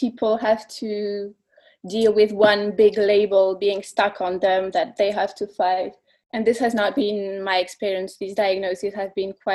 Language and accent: English; Belgium; I'm from Belgium